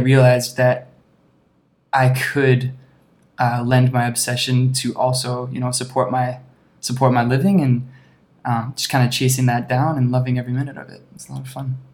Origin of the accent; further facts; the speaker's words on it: Alberta, Canada; also born or lived in British Columbia; now in Toronto, Canada; I grew up in Alberta, spent a bunch of time in BC